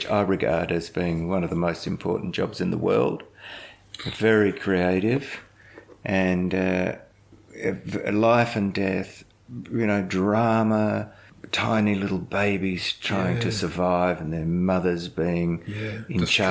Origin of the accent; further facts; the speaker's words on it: South Australia, Australia; moved away; I was South Australian